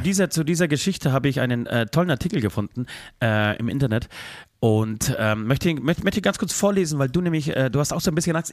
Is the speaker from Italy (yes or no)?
no; Poland; now in Germany; zu meinem Geburtsort, zu meinem Geburtshaus